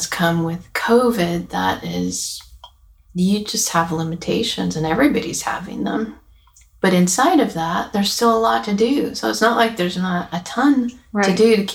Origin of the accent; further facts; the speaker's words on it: Yuba City, California, United States; moved away as an adult; now in Nashville, United States; these are women who I grew up with in California, in our little hometown of Yuba City in Northern California.